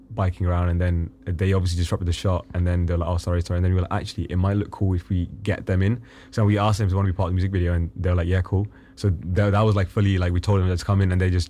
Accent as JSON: {"language": "English", "country": "Pakistan", "tie": "born or raised there", "said": "who I grew up with in Pakistan is is probably confused by the way I'm speaking. I code switch, so I've always done it since I was a kid."}